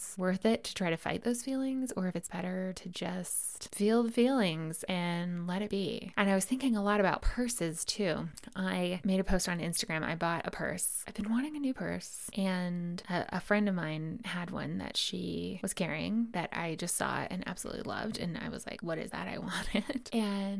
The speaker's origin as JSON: {"language": "English", "country": "United States", "said": "As an American"}